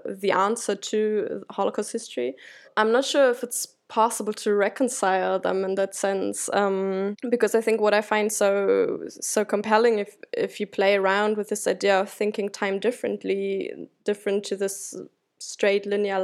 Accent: Germany; as a German

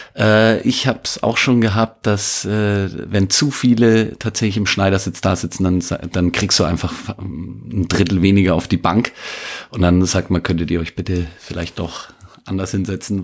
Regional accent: northeastern Upper Franconia, Bavaria, Germany; ich bin in Nordostoberfranken groß geworden

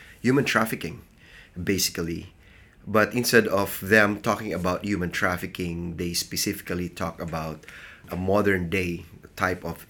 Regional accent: Philippines; from the Philippines, and I serve as the Field Strategy Coordinator for the Church of the Nazarene in the Philippines

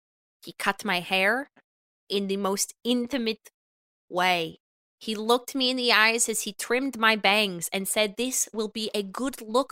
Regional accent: Bloomington, Indiana, United States; Well, I can be honest about this. I am from Bloomington, Indiana.

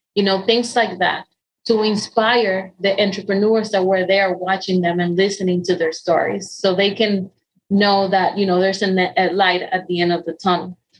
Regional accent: Dominican Republic; English is a second language; moved away as an adult; now in United States; I was born and raised in Dominican Republic.

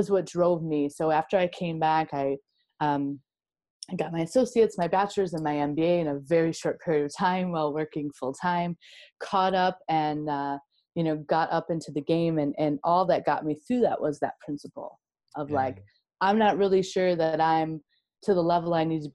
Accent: Wisconsin, United States; I'm a Wisco girl, born and raised

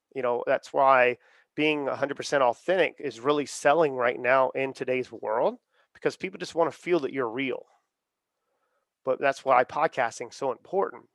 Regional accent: Charleston, South Carolina, United States; I'm from the South. I'm from Charleston, South Carolina

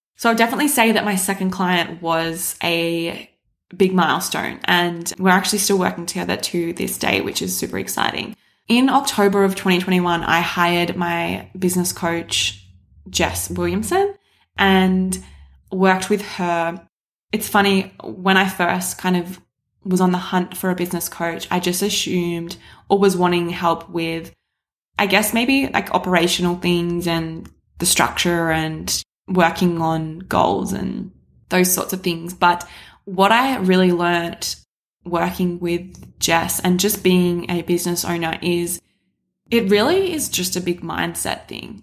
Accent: Shepparton, Victoria, Australia; I grew up in Shepparton

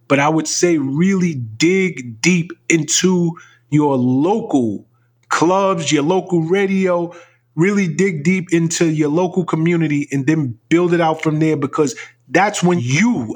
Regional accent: New York City, New York, United States; I was born and raised in the Bronx.

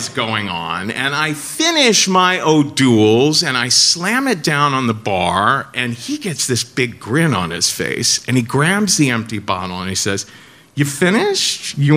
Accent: Cincinnati, Ohio, United States; now in New York, United States; I'm from Cincinnati

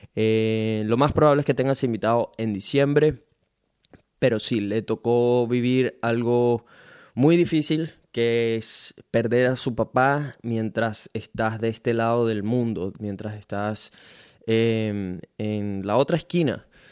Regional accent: Venezuela; now in Brisbane, Australia; soy un venezolano latino que vive en Brisbane, Australia

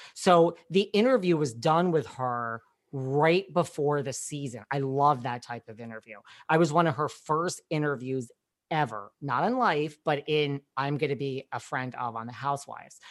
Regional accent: New York, United States; I'm from New York

